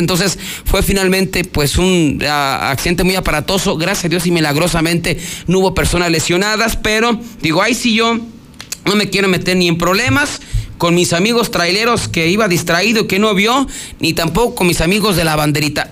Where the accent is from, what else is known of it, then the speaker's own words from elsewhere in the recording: Aguascalientes, Mexico; somos así los de Aguascalientes